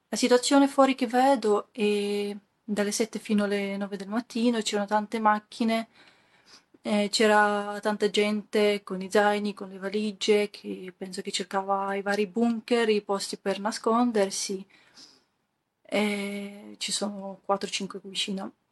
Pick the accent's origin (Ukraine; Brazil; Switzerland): Ukraine; Italian is a second language; Sono ucraina. Abito in centro di Kiev.